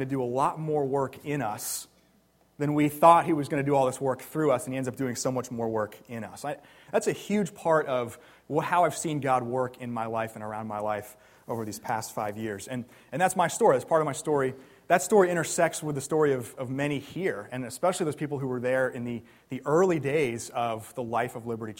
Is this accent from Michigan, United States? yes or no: no; New Jersey, United States; also born or lived in Kansas City; now in Philadelphia, United States; I grew up in New Jersey